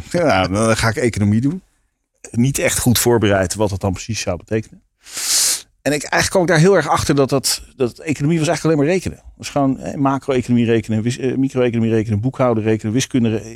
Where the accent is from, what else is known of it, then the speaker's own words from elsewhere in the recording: Leiden, South Holland, Netherlands; also born or lived in Bunschoten; ik ben in Leiden opgegroeid. Oké. Dus, geboren in Bunschoten